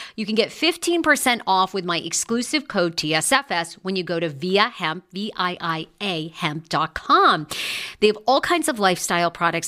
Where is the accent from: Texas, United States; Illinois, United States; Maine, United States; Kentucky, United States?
Maine, United States; Wiscasset; moved away; also born or lived in Rangeley, Maine; I grew up in Maine, in a little town called Wiscasset, Maine. That's where I spent most of my life.